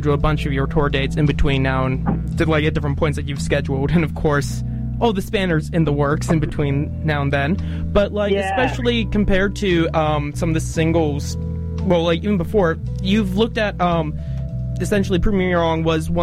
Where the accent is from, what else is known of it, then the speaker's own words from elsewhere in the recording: Vancouver, British Columbia, Canada; now in Dunedin, New Zealand; I'm Vancouver born.